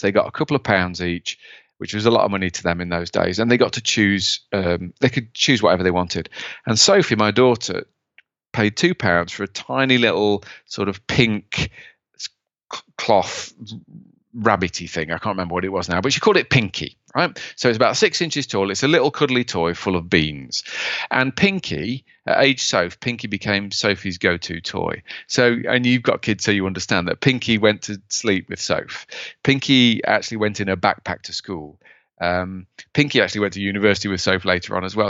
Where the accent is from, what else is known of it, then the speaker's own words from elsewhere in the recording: United Kingdom; as a Brit